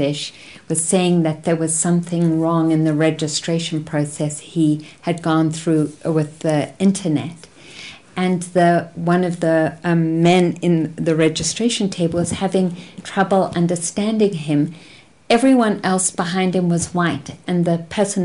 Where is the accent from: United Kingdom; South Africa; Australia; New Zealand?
South Africa; growing up in South Africa as a white person